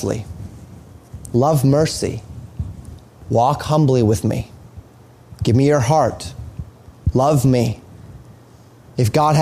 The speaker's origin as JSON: {"language": "English", "region": "Colorado", "country": "United States", "tie": "born or raised there", "said": "I saw this all the time growing up in Colorado"}